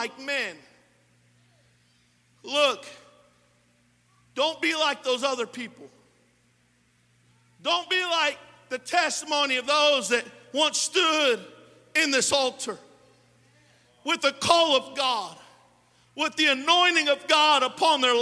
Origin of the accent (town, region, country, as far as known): California, United States; born or raised there; also born or lived in Modesto